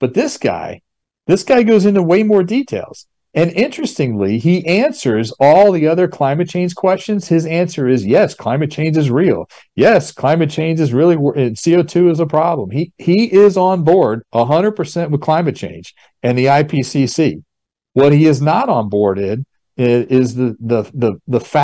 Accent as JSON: {"language": "English", "town": "Tampa", "region": "Florida", "country": "United States", "tie": "born or raised there", "said": "I was born in Tampa, Florida"}